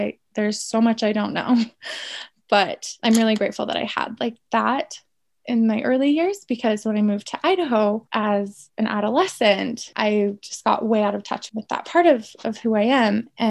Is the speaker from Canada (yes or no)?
yes; Canada; And because I'm Canadian Indigenous, Canadians choose a lot of times.